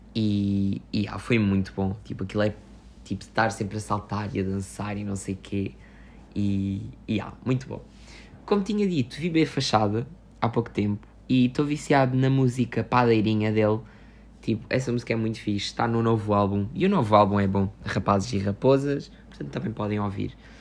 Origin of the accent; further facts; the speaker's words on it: Loulé, Faro, Portugal; o festival que houve aqui na minha terra, na minha terra, que é o Festival Med